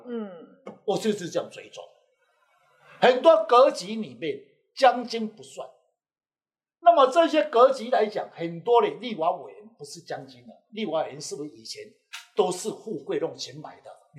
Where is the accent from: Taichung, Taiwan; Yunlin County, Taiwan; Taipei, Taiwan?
Yunlin County, Taiwan; 我是云林人，我家里人，对不起，我爸爸妈妈就在台北了。